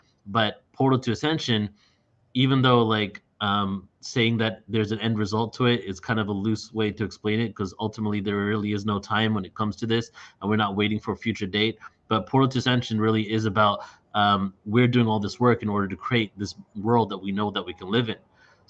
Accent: England, United Kingdom; born there; And I was born in England, so it's like kind of like fulfilling a karmic cycle, coming back to the place I was born.

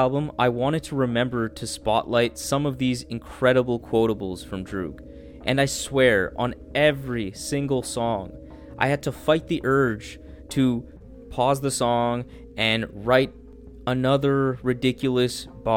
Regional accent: Canada; as a Canadian

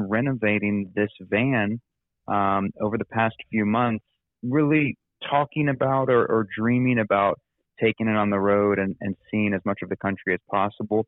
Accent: Huntington, West Virginia, United States; moved away as an adult; also born or lived in Texas / Arkansas / Atlanta, Georgia; you and I know each other from church, growing up in Huntington, West Virginia

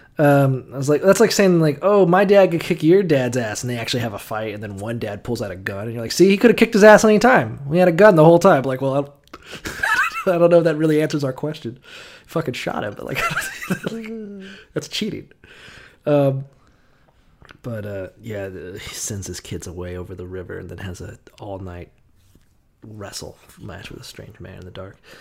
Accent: the South, United States; moved away; growing up in the South, as I did, at least for some of the time

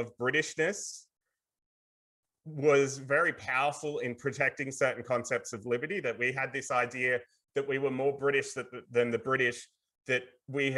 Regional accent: Australia

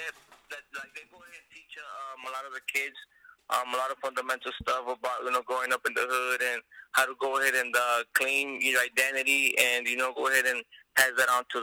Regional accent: Los Angeles, California, United States; also born or lived in Mexico; I was born in Mexico, raised in California, you know, raised in the San Fernando Valley

